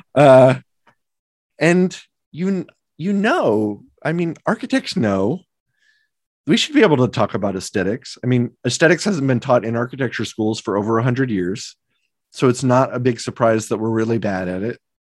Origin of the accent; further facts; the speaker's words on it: Omaha, Nebraska, United States; moved away; I grew up in Omaha, Nebraska